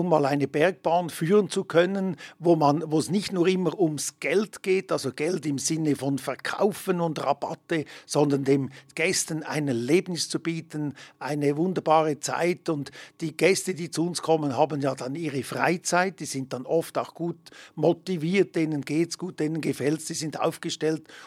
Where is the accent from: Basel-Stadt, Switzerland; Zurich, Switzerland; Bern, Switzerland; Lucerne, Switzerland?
Lucerne, Switzerland; Emmen; now in Hergiswil, Switzerland; ich bin äh, gebürtiger Emmer, wohnhaft hier in Hergiswil im Kanton Nidwalden aktuell